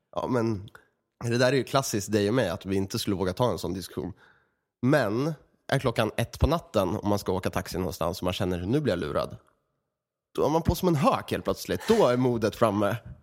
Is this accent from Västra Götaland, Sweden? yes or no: no; Örebro, Örebro County, Sweden; i Örebro, där vi kommer ifrån